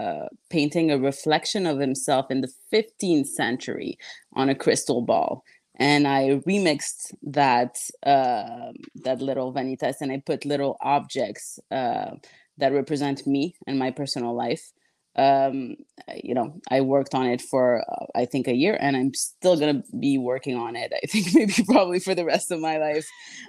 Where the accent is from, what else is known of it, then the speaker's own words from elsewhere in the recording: Mexico; now in Canada; I'm actually a snow Mexican. I was born in Mexico. I don't even have a Canadian passport.